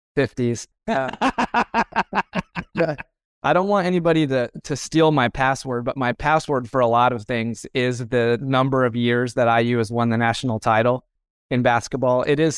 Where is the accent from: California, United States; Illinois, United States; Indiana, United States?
Indiana, United States; Indianapolis; Yeah, so I grew up in Indianapolis, Indiana. So I'm a Hoosier, born and bred.